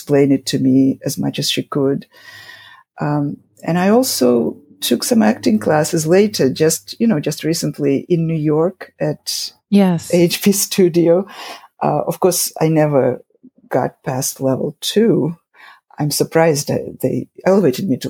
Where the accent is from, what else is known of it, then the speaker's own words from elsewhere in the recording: Saint Petersburg, Russia; English is a second language; moved away as an adult; now in United States; I grew up in Leningrad